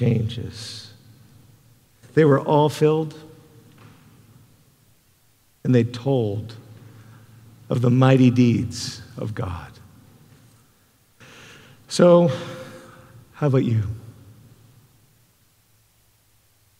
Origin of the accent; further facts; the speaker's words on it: Canada; now in United States; I'm a Canadian